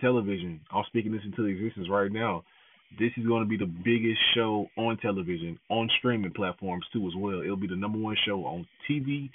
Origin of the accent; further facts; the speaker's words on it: the South, United States; accent: southern; my southern accent is coming out a little bit